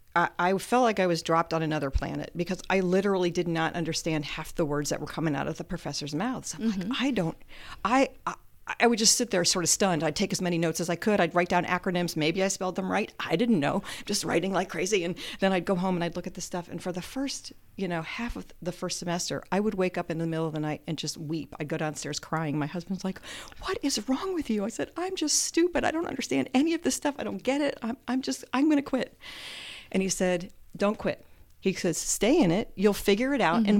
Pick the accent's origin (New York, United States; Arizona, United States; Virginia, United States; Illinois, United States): Virginia, United States; Northern; moved away as an adult; now in Muncie, United States; I spent most of my youth in the Northern Virginia area, so Metro D.C. area.